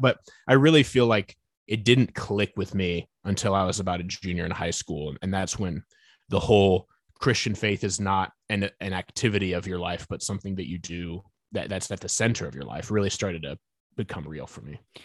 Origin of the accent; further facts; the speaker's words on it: Fort Wayne, Indiana, United States; now in Nashville, United States; I grew up in Northeast Indiana, uh, Fort Wayne, second largest city up in Indiana